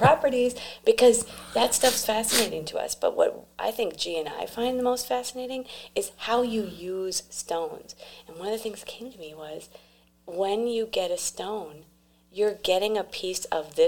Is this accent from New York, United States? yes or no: no; Minnesota, United States; I was raised in Minnesota, where I had grandparents who lived in Brazil.